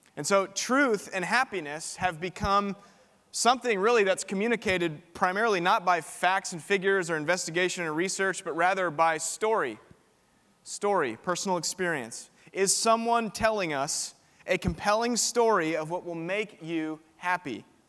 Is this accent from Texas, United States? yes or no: yes; Spring, Texas, United States; now in Austin, United States; I'm from just down the road in Spring, Texas. I went to Klein High School